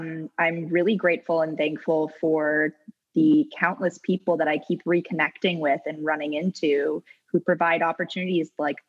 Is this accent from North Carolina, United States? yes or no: no; Vermont, United States